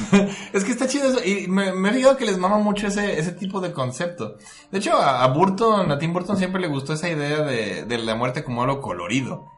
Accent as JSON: {"language": "Spanish", "country": "Mexico", "said": "yo como mexicano"}